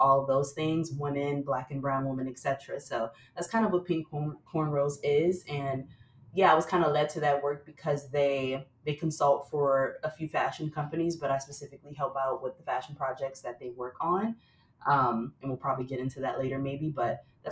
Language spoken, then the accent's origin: English; Flint, Michigan, United States; now in New York City, United States; I grew up in Flint, Michigan